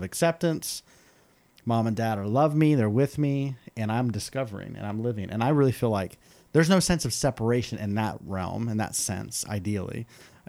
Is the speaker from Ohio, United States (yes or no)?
yes; Ohio, United States; I'm from Ohio